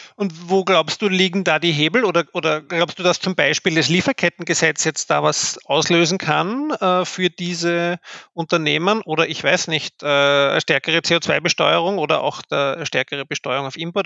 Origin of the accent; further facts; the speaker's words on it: Austria; bei uns in Österreich